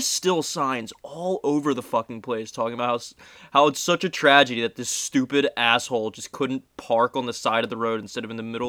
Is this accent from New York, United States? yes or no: no; New Jersey, United States; we're from New Jersey